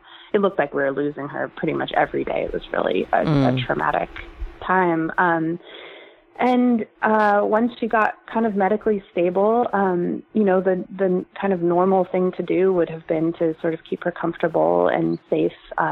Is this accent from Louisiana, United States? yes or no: no; San Francisco Bay Area, California, United States; I'm from the San Francisco Bay Area